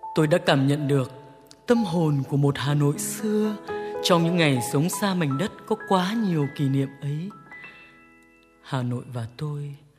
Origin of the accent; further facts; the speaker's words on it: Hanoi, Vietnam; moved away; Tôi không sinh ra ở Hà Nội, nhưng mảnh đất ấy đã nuôi dưỡng tuổi thơ, tâm hồn và giọng hát